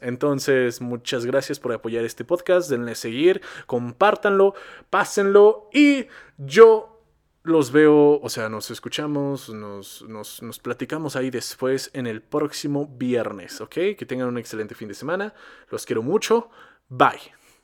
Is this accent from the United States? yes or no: no; Mexico; nosotros como mexicanos